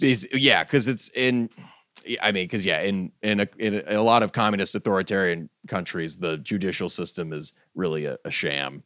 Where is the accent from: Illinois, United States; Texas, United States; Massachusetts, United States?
Massachusetts, United States; moved away; I grew up in Massachusetts, but none of our family was in Massachusetts